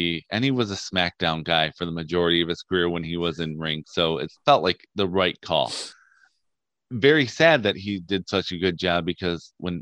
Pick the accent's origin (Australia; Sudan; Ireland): Ireland; Yeah, I'm Irish.